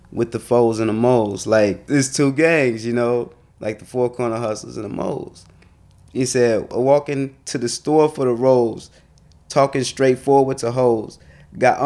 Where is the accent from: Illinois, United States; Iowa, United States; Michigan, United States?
Illinois, United States; Chicago; growing up in Chicago